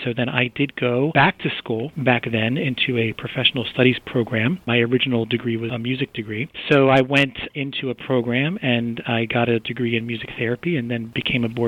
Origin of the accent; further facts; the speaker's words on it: Baltimore, Maryland, United States; I grew up born and bred in Baltimore